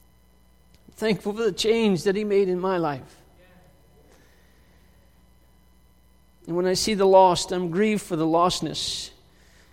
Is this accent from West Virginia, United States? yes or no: yes; West Virginia, United States; I was born in West Virginia